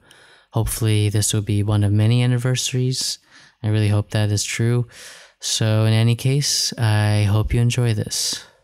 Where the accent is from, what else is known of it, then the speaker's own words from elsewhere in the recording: New Hampshire, United States; also born or lived in New York City; now in Berlin, Germany; I grew up in New Hampshire part of my life. So it's like, I think 2 hours away from New Hampshire where I live.